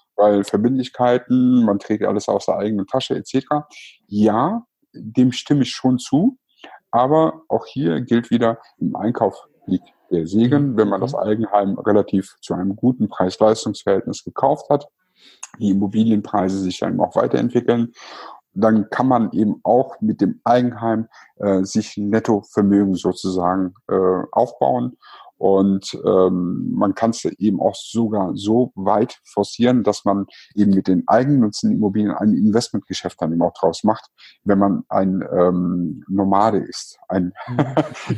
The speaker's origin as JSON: {"language": "German", "town": "Cologne", "region": "North Rhine-Westphalia", "country": "Germany", "said": "war ich wirklich kurz davor, als Kölner nach Düsseldorf zu ziehen"}